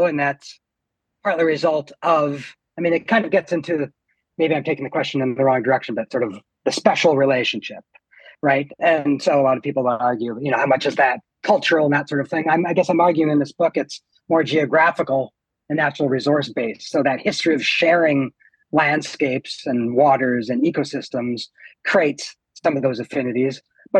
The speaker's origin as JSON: {"language": "English", "region": "Saskatchewan", "country": "Canada", "tie": "born or raised there", "also_born_or_lived": "Ottawa, Canada / Great Lakes Basin", "moved": "as an adult", "lives_now": "Michigan, United States", "said": "my parents moved out to Saskatchewan right before I was born. So I grew up on the prairies, but at heart, I guess I always felt like I was from the Great Lakes Basin."}